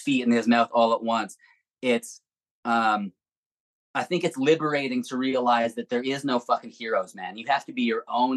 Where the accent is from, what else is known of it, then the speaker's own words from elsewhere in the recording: Edmonton, Alberta, Canada; moved away; also born or lived in Vancouver; I grew up in Edmonton, at least in the high school years.